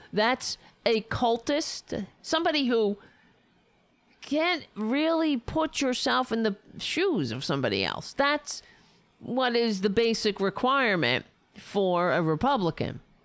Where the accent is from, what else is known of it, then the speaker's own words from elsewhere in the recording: United States; I'm an American